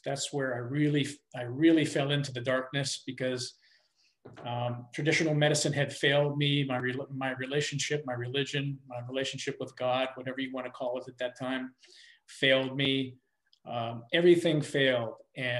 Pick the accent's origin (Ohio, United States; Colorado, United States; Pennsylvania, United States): Pennsylvania, United States; Pittsburgh; now in North Carolina, United States; So I'm originally from Pittsburgh, Pennsylvania, actually. I live in North Carolina now. My parents were Italian immigrants